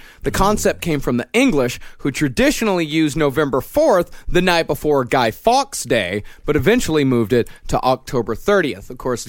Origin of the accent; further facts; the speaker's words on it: United States; I have Irish ancestry. … I'm very pro-Irish, although I am firmly American.